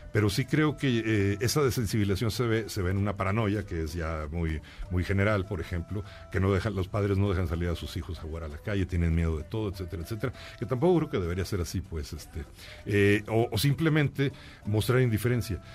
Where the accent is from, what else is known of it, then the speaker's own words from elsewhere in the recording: Monterrey, Nuevo León, Mexico; me crié ahí, fíjate, yo nací en León, pero me llevaron de niño para el norte